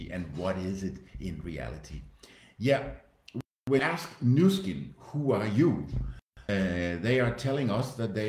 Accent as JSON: {"language": "English", "country": "Denmark", "moved": "yes", "lives_now": "Switzerland", "said": "I'm Danish, live in Switzerland"}